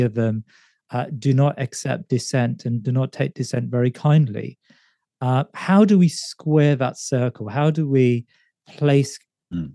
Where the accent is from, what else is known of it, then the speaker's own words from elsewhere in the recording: United Kingdom; as a British Muslim